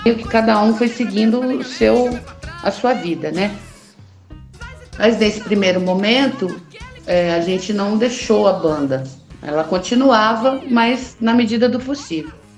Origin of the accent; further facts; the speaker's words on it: Londrina, Paraná, Brazil; Nasci em 1968 em Londrina, no Paraná.